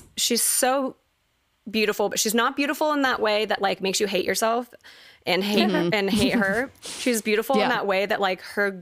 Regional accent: Fort Worth, Texas, United States; I grew up like in Texas, going to church every Sunday was not an option

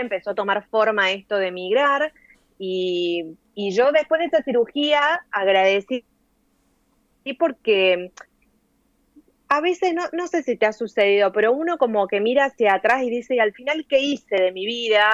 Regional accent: Córdoba, Argentina; moved away as an adult; now in Valencia, Spain; yo nací en Córdoba capital, como lo indica mi acento, y viví allí hasta hace un año. Eh, me, viví, nací, viví y me crié en Barrio San Martín

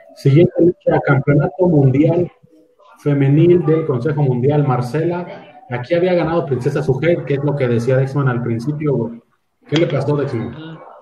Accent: Celaya, Guanajuato, Mexico; Somos de Celaya

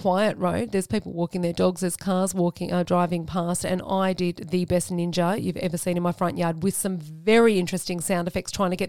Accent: Australia; we're Australian, we're very Aussie

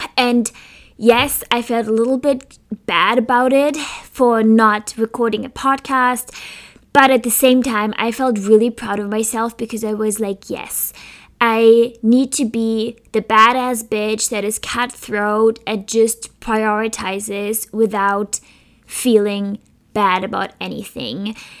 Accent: Germany; now in Philadelphia, United States; I come from Germany

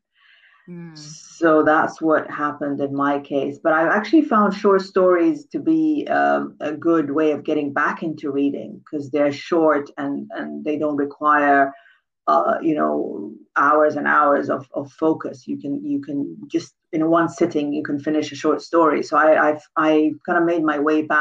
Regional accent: Khartoum, Sudan; moved away as an adult; also born or lived in Scotland; I grew up in Khartoum in Sudan

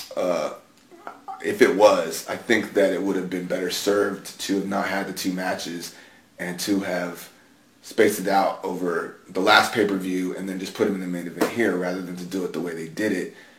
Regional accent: San Antonio, Texas, United States; I grew up in San Antonio

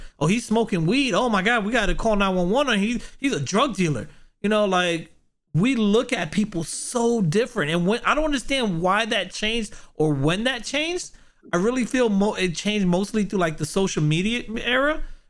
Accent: New York, United States; now in Florida, United States; Back in the days, I grew up in New York

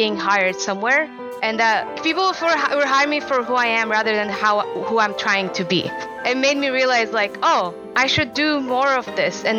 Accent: Kuwait; moved away as an adult; now in United States; I grew up in Kuwait, and my summers were spent in Jordan, Lebanon, and Syria

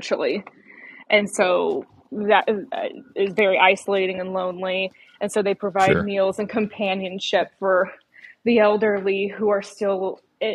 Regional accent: Iowa, United States; moved away as an adult; now in Cheyenne, United States; I am originally from Iowa.

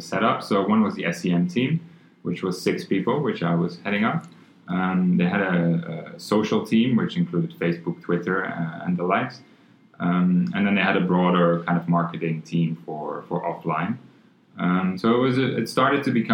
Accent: Netherlands; moved away as an adult; also born or lived in Thailand / Hong Kong; now in Singapore; originally I'm from the Netherlands, but I left there in 2004 to move to Asia

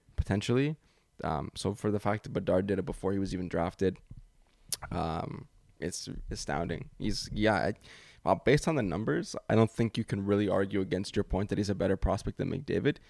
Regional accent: Canada; being Canadian

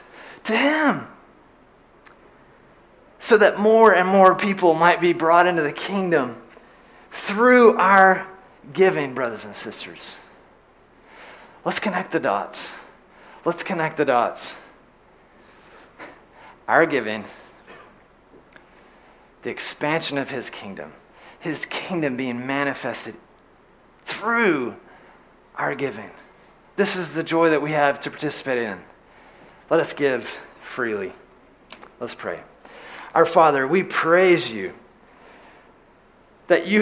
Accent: LaGrange, Georgia, United States; I grew up in LaGrange, Georgia, and in LaGrange, Georgia, we have a lake

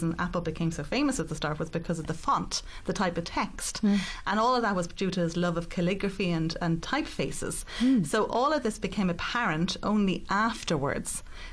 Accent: Ireland; also born or lived in Rome, Italy; I grew up in Rome. And at 10 years of age, I moved back to Ireland.

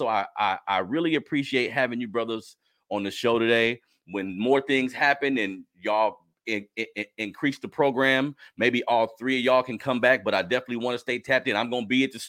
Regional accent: Sacramento, California, United States; I'm from Sacramento, California.

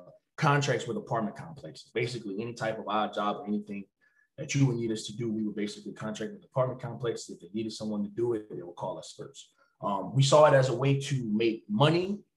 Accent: Opelousas, Louisiana, United States; I'm from Opelousas, Louisiana. But we have a little town called Bellevue. That's specifically, you know, where I'm from

